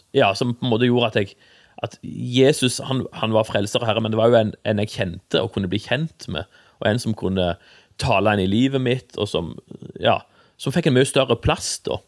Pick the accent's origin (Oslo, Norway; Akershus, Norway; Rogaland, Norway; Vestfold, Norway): Rogaland, Norway; Egersund; also born or lived in Stavanger; now in Jæren, Norway; jeg er jo født i Stavanger, da, men jeg er vokst opp i Egersund